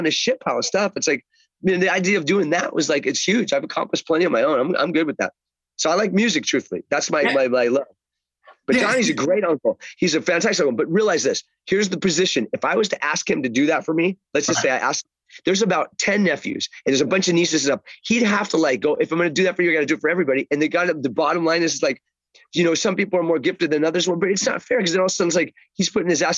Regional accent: Chicago, Illinois, United States; also born or lived in Englewood; I was born in Chicago

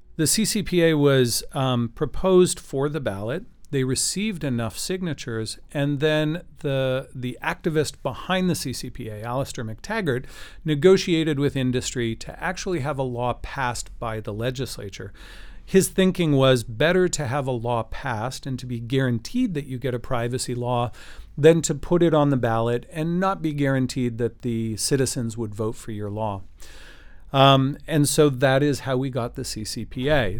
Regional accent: Canada; as a Canadian

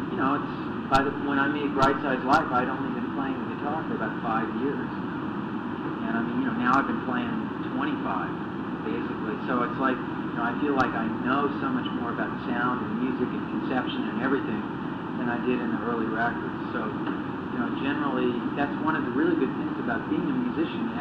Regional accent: United States; me growing up in America, when I grew up, around 1962

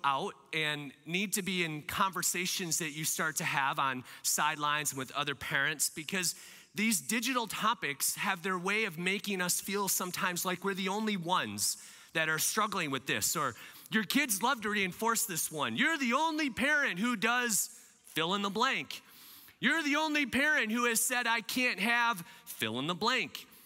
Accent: Michigan, United States; also born or lived in Lansing area, Michigan / Kalamazoo, Michigan / Grand Rapids, Michigan; I'm a Michigander. I love taking care of my friends here in Michigan. Now, I'm a west side of Michigander

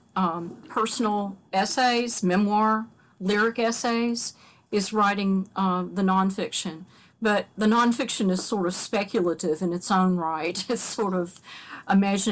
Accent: Kentucky, United States; moved away as an adult; now in Catonsville, United States; as much as I love where I'm from, and right now I long for where I'm from, you know, I live in Catonsville, Maryland. I'd give anything to live back in Kentucky

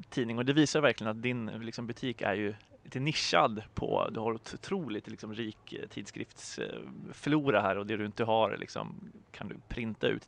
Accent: Sweden; Jag tror att man som svensk frilansare är väldigt privilegierad på så sätt jämfört med om man skriver på engelska eller andra språk.

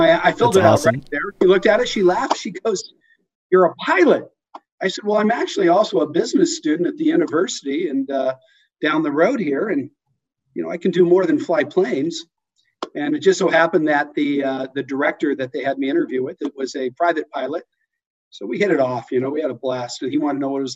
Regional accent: Southern California, United States; I'm from Southern California

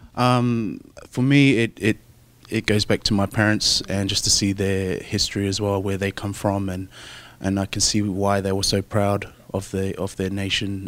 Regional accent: Brisbane, Queensland, Australia; also born or lived in Auckland, New Zealand; I was actually born in Auckland, um, but I was raised in Brisbane, Australia. So I grew up my whole life in Australia, hence the, the accent.

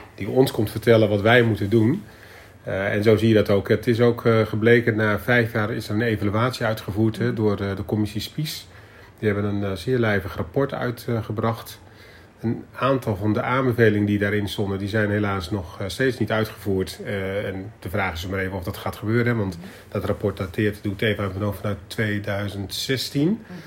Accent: Zeist, Utrecht, Netherlands; born or raised there; also born or lived in Willemstad, Curaçao

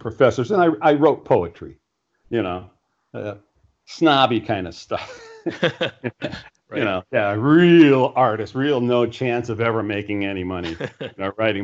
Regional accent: Puerto Rico; growing up in Puerto Rico is kind of interesting

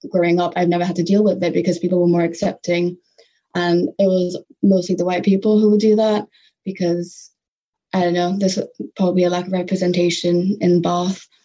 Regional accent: Singapore; also born or lived in Malaysia; growing up in Singapore and Malaysia, there was a celebration of diversity

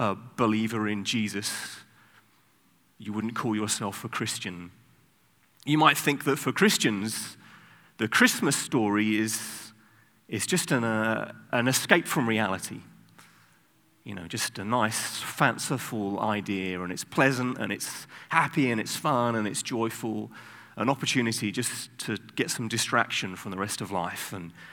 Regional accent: United Kingdom; I'm British

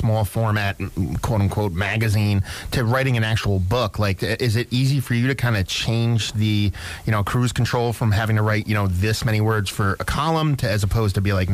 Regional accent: Toms River, New Jersey, United States; moved away; I grew up in Toms River

